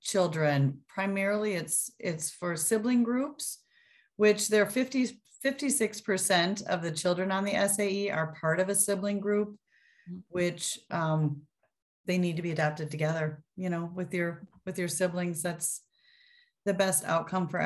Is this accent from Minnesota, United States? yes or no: yes; Minnesota, United States; also born or lived in Ohio / Iowa; I am from Minnesota. I've lived here almost my whole life, except for a brief stint in Ohio, and Iowa, actually